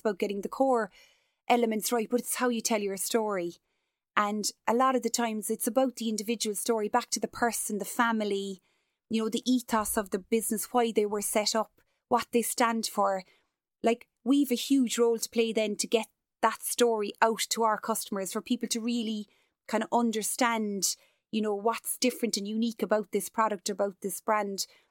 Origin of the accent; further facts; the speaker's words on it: Cork, Munster, Ireland; as a Cork woman, as an Irish person